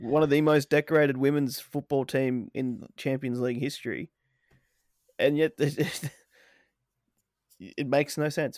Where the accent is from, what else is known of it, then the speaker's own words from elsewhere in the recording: Australia; we are from Australia. The land down under